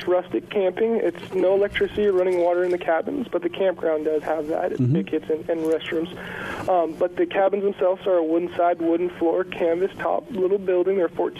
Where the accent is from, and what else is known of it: Boulder Creek, California, United States; born or raised there